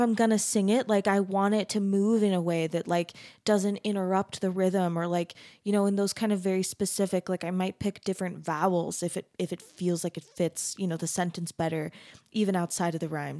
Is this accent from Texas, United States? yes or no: no; Arizona, United States; I'm from Arizona